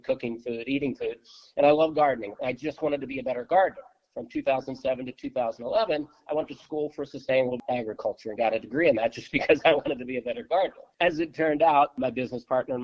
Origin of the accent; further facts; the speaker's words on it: Baltimore, Maryland, United States; I grew up in Baltimore in a traditional Polish family